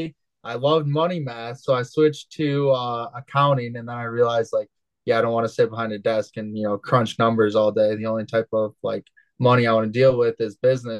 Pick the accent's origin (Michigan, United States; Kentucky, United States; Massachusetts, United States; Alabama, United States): Michigan, United States; Holland; I was born and raised in Holland, Michigan. I still currently live in Holland, Michigan